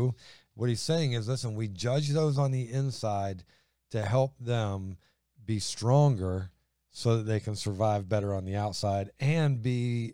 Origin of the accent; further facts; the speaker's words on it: Ohio, United States; Well, that's just the way it is. I'm from Ohio.